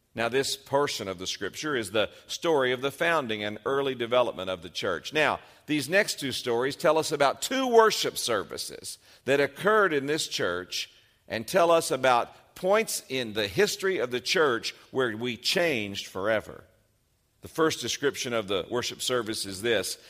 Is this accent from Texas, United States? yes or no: yes; Abilene, Texas, United States; moved away as an adult; I grew up here in Abilene